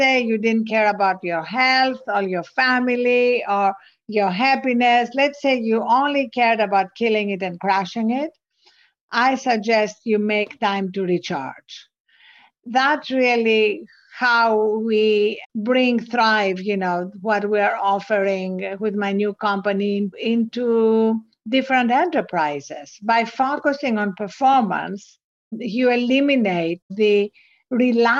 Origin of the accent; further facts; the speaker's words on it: Greece; accent: Greek; English is a second language; also born or lived in England / New York; now in United States; as you can hear from my accent, I wasn't born in this country. I was born in Greece. I went to school in England